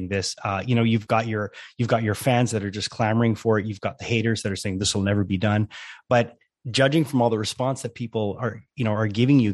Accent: Montreal, Quebec, Canada; I'm from Montreal, so of course Denis not only is a hometown hero

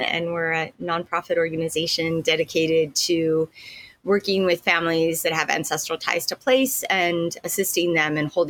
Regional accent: Los Angeles, California, United States; moved away as an adult; now in Kauai, United States; originally from Los Angeles, been out here on Kauai for about 14 years

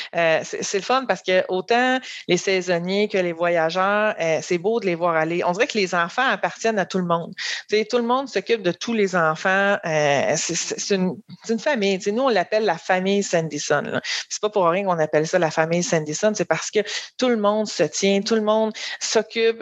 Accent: Haut-Richelieu, Montérégie, Quebec, Canada; moved away as an adult; je viens de la Montérégie, là, mais j'étais plus euh, dans le Haut-Richelieu.

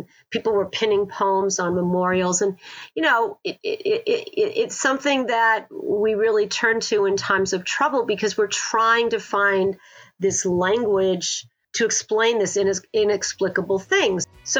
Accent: New England, United States; As if a river sort of pulls through time and all the places I've lived with my husband, because we're from New England originally.

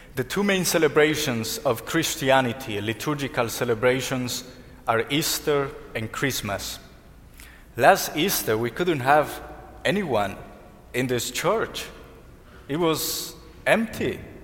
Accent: Colombia; moved away; I'm from Colombia

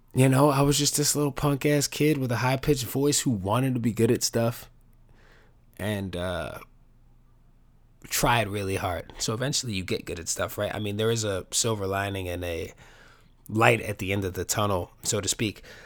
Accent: New York City, New York, United States; I grew up in New York City, the best city in the world

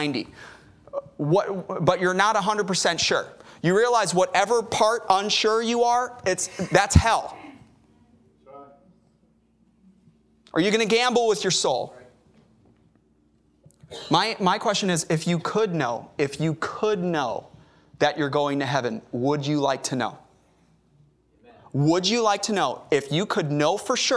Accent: Chicago, Illinois, United States; now in Corpus Christi, United States; I'm from Chicago

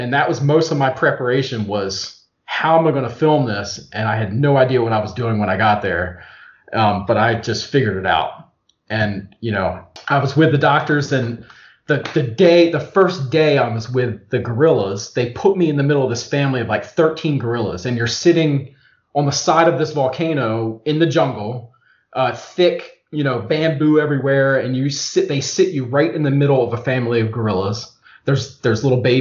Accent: Eastern Shore of Maryland, United States; I'm from the Eastern Shore of Maryland

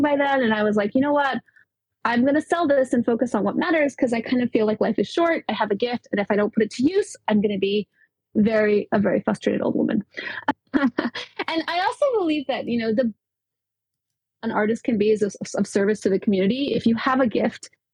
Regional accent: Venezuela; also born or lived in New York; now in United States; I'm from Venezuela and I'm half Venezuelan, half Ecuadorian Irish. 100% Latina, 100% New Yorker.

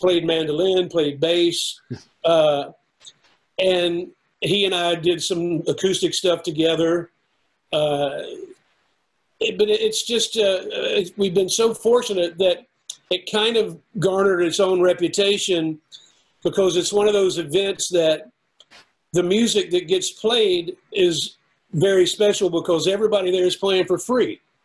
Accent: United States; local musicians in my hometown

